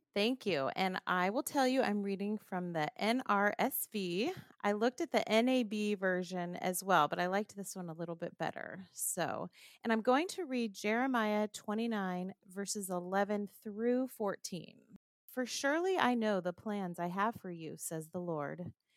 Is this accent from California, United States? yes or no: yes; Southern California, United States; moved away as an adult; now in Rockville, Maryland, United States; I'm originally from Southern California